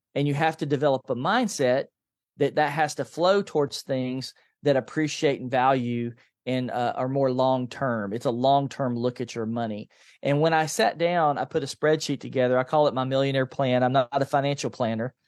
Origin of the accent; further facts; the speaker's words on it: Nashville, Tennessee, United States; I grew up in a low-income family in East Nashville